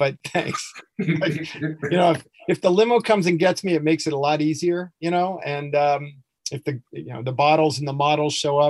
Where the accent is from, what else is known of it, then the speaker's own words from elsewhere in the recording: Southern California, United States; Well, I'm from SoCal